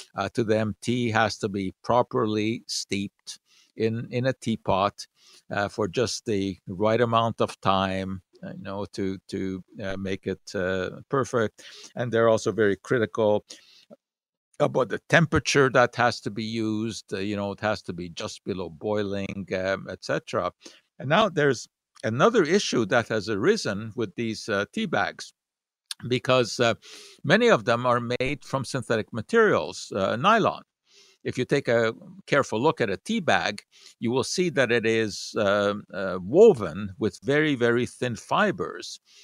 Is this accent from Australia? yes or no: no; Montreal, Quebec, Canada; When I was, uh, growing up in Montreal